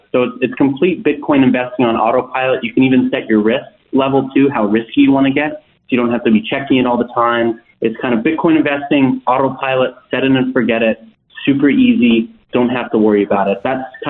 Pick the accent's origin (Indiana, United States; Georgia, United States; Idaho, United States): Idaho, United States; I grew up in Idaho.